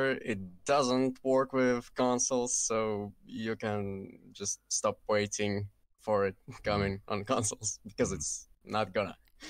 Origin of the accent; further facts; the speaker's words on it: Kazakhstan; first language Russian; English is a second language; I'm from Kazakhstan. It's actually near Russia. So my first language is Russian, but I'm living in Kazakhstan